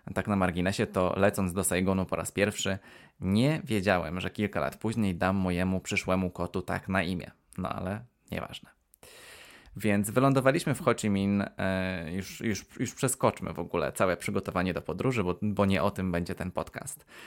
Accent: Poland; ale ja nie jestem Wietnamczykiem, więc będę mówił jak e, prawdziwy Polak

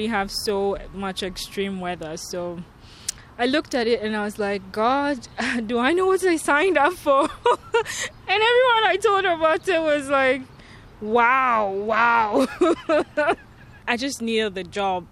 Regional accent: Ghana; moved away as an adult; now in Saskatoon, Canada; I'm from Ghana

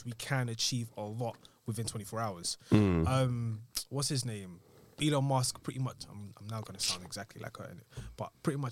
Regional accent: Chafford Hundred, East of England, United Kingdom; where we grew up in Chafford.

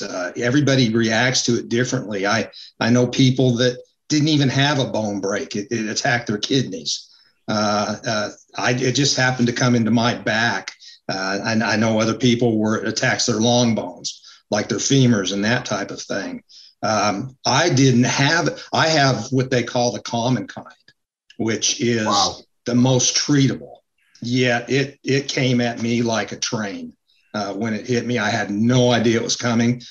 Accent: Utah, United States; moved away as an adult; now in North Carolina, United States; Was born and raised in Utah. Uh, came out to North Carolina uh, to go to school

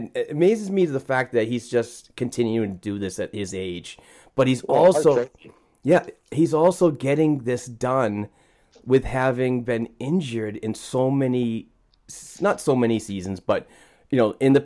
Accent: Boston, Massachusetts, United States; accent: Boston; my Boston gibberish

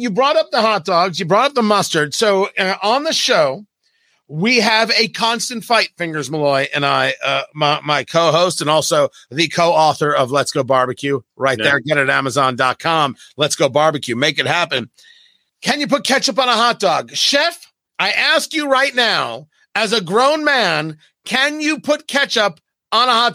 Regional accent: New Jersey, United States; also born or lived in Brooklyn, New York; And I grew up in Jersey, born in Brooklyn, grew up in Jersey.

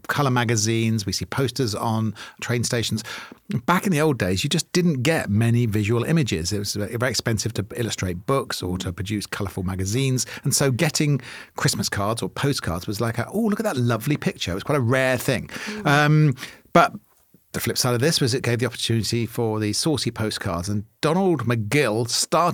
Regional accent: Maidenhead, South East England, United Kingdom; I'm posh from Maidenhead

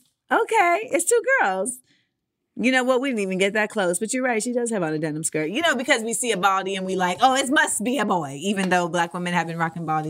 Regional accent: Orlando, Florida, United States; I grew up in Orlando, Florida

